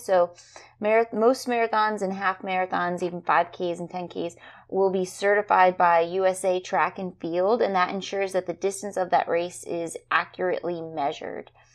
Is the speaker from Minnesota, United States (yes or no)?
no; New Jersey, United States; now in Florida, United States; I'm from New Jersey